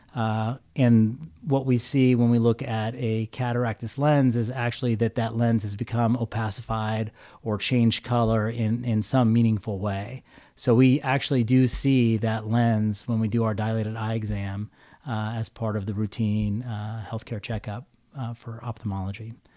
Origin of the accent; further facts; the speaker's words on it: Visalia, California, United States; moved away as an adult; also born or lived in Stockton, California; now in Fresno, United States; I'm a Valley native. I grew up in Visalia